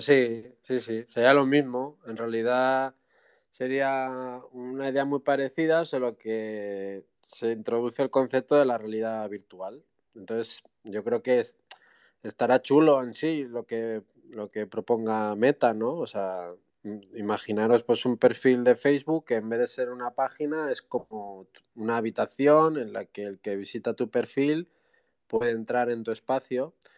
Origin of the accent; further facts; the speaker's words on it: Basque Country, Spain; soy del País Vasco